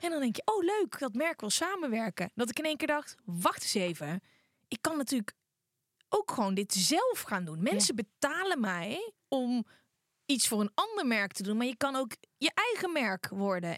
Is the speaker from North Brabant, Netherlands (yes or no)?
yes; North Brabant, Netherlands; omdat ik uit Brabant kwam